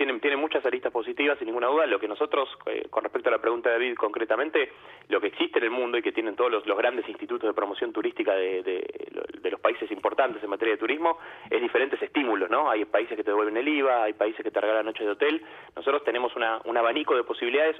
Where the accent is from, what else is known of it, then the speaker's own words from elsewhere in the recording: Argentina; como argentinos